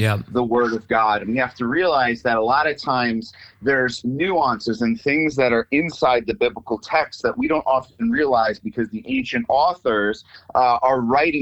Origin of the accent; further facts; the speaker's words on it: New York, United States; now in Springfield, United States; I'm from New York, and now I'm living in Springfield, Missouri